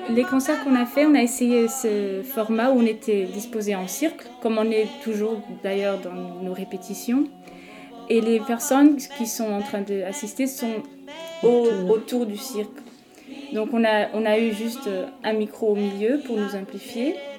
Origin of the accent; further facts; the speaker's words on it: Portugal; French is a second language; je suis portugaise